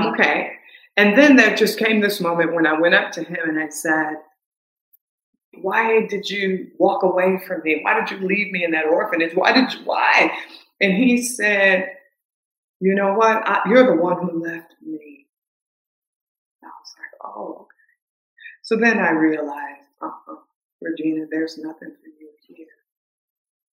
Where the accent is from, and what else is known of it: the South, United States; accent: southern; moved away